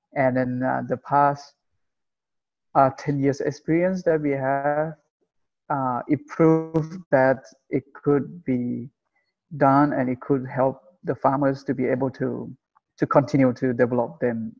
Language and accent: English; Chiang Rai, Thailand; I'm from Chiang Rai uh, originally